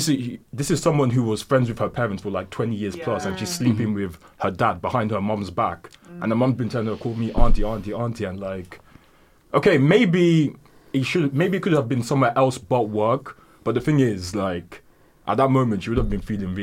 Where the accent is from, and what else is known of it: London, United Kingdom